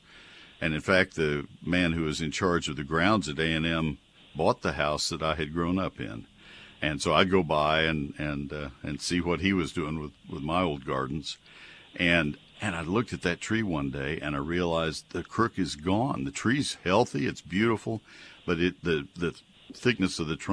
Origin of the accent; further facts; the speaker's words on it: College Station, Texas, United States; When I was a kid, growing up in College Station